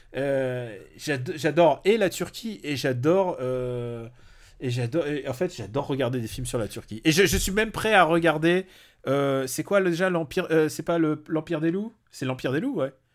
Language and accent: French; Normandy, France; moved away; j'ai passé une partie de mon enfance aussi en Normandie